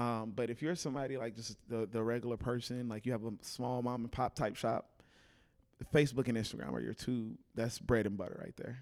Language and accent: English; Fort Worth, Texas, United States; moved away as an adult; also born or lived in Houston; now in Dallas, United States; originally, I'm from Fort Worth.